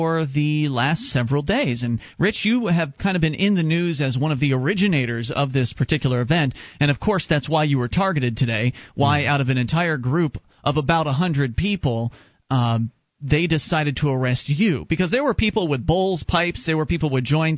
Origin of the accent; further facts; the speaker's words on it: the South, United States; now in Keene, United States; I come from the South